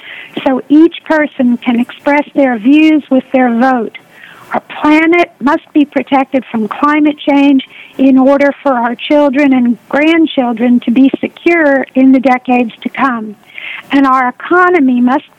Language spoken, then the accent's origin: English; Richardson, Texas, United States; also born or lived in Lubbock, Texas; now in Carrollton, United States; I grew up in Richardson, and I attended the public schools there from third grade through my graduation from Richardson High School